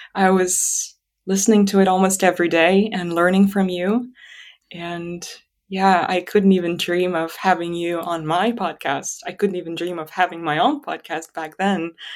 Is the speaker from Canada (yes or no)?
no; Atyrau, Atyrau Region, Kazakhstan; first language Russian; English is a second language; moved away as an adult; this place where I was born and where I lived until twenty twenty-one, really. um, Atarau, my hometown, um, the western part of Kazakhstan near the Caspian Sea